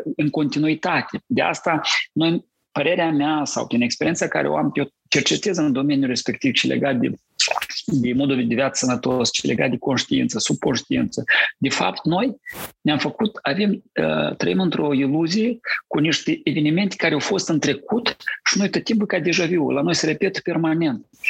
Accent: Cărpineni, Hîncești District, Moldova; m-a născut eu în Republica Moldova, în satul Cărpineni

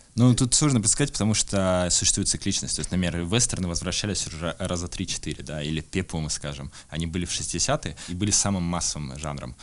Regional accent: Irkutsk, Irkutsk Oblast, Russia; я из Иркутска

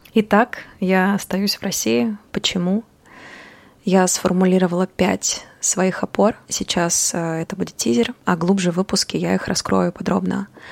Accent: Almaty, Kazakhstan; moved away as an adult; also born or lived in Berlin, Germany; now in Saint Petersburg, Russia; я родилась в Алмате, в Казахстане

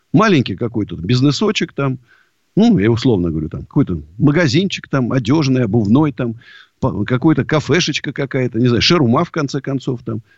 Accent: Moscow, Russia; Я вот родился в Москве и умру в Москве

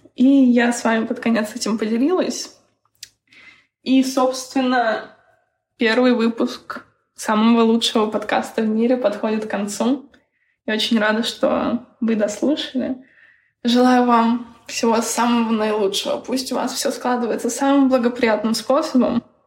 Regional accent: Bryansk, Bryansk Oblast, Russia; я сама из Брянска

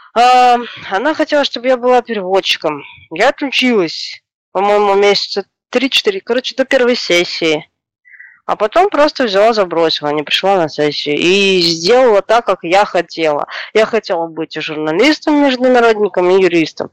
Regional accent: Chișinău, Moldova; moved away as an adult; now in Moscow, Russia; я родилась, э, в СССР. А, в одной из страны бывших СССР, Республика Молдова, город Кишинев. Сейчас живу в России, уже семь лет живу в Москве.

